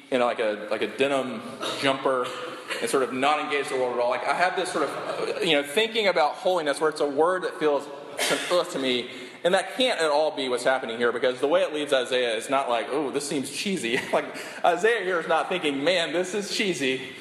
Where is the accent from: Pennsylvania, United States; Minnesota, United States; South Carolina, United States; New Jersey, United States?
South Carolina, United States; Sumter; Like I grew up in Sumter Shaw Air Force Base.